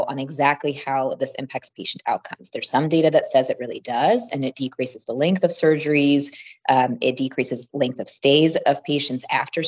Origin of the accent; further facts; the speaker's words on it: Midwest, United States; I'm from the Midwest myself, but kind of did my training all over.